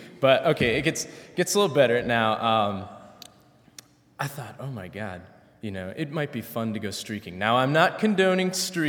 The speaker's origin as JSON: {"language": "English", "town": "Minneapolis", "region": "Minnesota", "country": "United States", "tie": "born or raised there", "moved": "as an adult", "lives_now": "Goshen, United States", "said": "I come from Minneapolis, Minnesota. Minneapolis alone has 330,000 people. I went to a high school with 2,000 people, and so it was really strange coming to Goshen, you know, of all places. It's a small town in Indiana."}